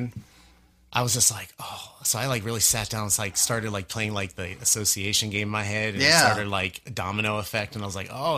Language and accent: English; Kansas City, Missouri, United States; we're from Kansas City